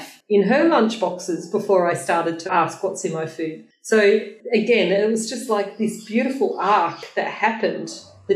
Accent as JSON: {"language": "English", "country": "Australia", "said": "I'm an Aussie chick, you know, like I'm from little Australia, you know, down the bottom"}